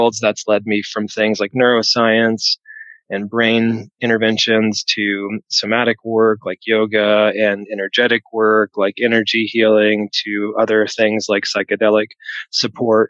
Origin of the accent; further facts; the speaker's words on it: the South, United States; also born or lived in Nashville, Tennessee; I grew up in the South